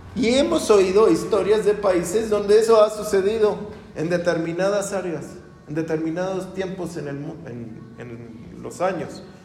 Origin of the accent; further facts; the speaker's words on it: Mexico; Nunca nos hemos puesto, ni como mexicanos